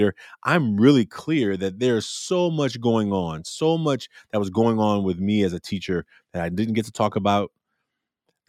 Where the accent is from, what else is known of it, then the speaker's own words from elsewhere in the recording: Oakland, California, United States; also born or lived in Little Rock, Arkansas; I'm from Oakland, California